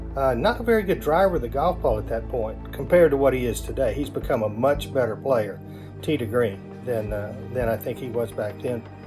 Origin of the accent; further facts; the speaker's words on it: Texas, United States; I grew up in Texas on a golf course that wasn't in very good shape.